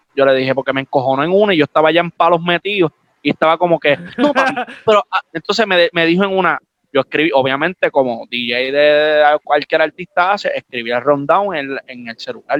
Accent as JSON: {"language": "Spanish", "town": "Aguadilla", "country": "Puerto Rico", "said": "yo soy de Aguadilla"}